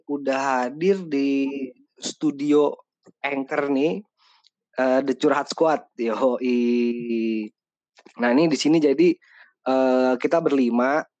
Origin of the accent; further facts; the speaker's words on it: Pekalongan, Central Java, Indonesia; lagi bersama saya … saya dari Pekalongan.